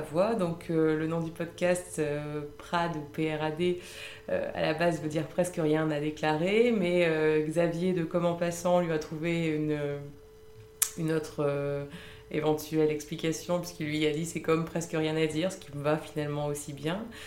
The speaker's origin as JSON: {"language": "French", "town": "Lille", "region": "Hauts-de-France", "country": "France", "moved": "as an adult", "lives_now": "Paris, France", "said": "je suis à la base, je suis originaire de Lille."}